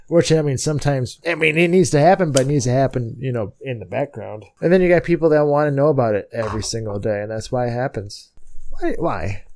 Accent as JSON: {"language": "English", "country": "United States", "said": "I'm American"}